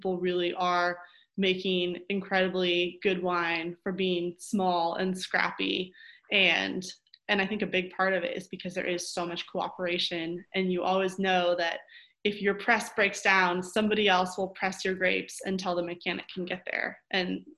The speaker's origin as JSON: {"language": "English", "region": "Oregon", "country": "United States", "tie": "born or raised there", "said": "I am born and raised in Oregon, and my family has actually been farming the same farm for over 100 years"}